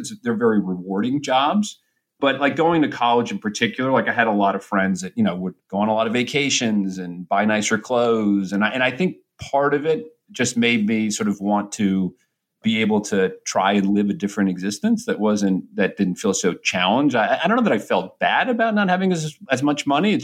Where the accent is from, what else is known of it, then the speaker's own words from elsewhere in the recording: New Hampshire, United States; now in New York City, United States; I grew up in New Hampshire in a pretty blue-collar neighborhood.